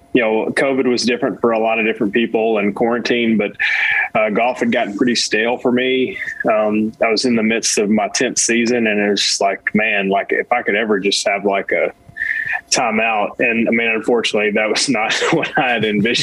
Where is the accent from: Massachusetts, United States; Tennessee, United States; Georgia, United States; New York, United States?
Tennessee, United States; East; also born or lived in New England / Arizona; this East Tennessee is where I grew up.